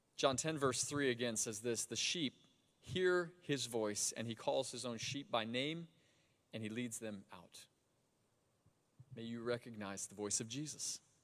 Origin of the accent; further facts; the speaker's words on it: Sebring, Florida, United States; I grew up in Sebring, Florida, about two hours south of here.